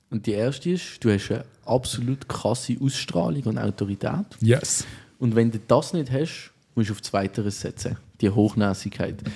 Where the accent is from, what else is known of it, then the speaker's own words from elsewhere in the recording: Switzerland; Als Schweizer haben wir nichts Besseres